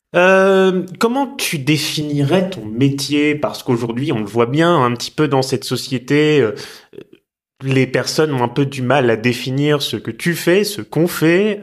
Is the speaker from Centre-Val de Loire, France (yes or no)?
yes; Tours, Centre-Val de Loire, France; moved away; also born or lived in Rouen; quand je quittais Rouen, quand j'étais petit pour retourner à Tours où j'habitais